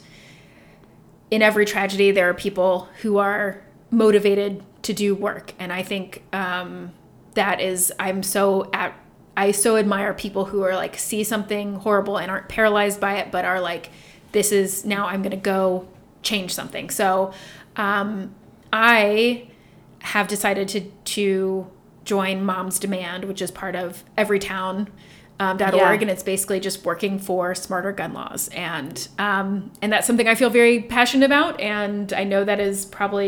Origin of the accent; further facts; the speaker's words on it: Dayton, Ohio, United States; I'm from Dayton, Ohio